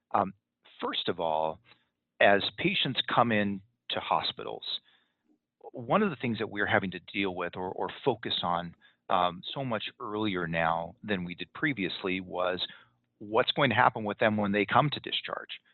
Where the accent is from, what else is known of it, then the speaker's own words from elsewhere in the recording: Southern California, United States; moved away as an adult; now in Salt Lake City area, United States; I'm originally from Southern California